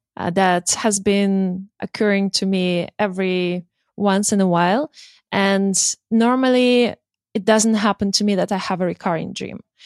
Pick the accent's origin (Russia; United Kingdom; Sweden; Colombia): Russia; moved away; I'm from Russia originally